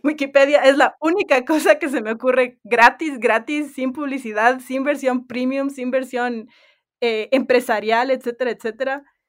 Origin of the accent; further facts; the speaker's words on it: Ecuador; also born or lived in United States; yo soy, además de ecuatoriana, que no creo que mencioné, también soy gringa, eh, nací en Estados Unidos